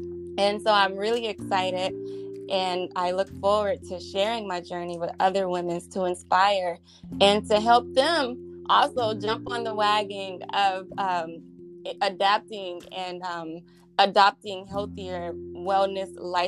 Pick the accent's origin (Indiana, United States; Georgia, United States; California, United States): Georgia, United States; Covington, Conyers, Stone Mountain area; also born or lived in Atlanta, Georgia; I was born in Atlanta, but I spent a lot of my childhood growing up on the east side, further down Covington, Conyers, Stone Mountain area.